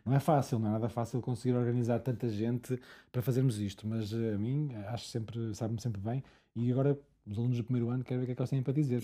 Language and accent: Portuguese; Angola; moved away; eu nasci em Angola e nunca mais lá voltei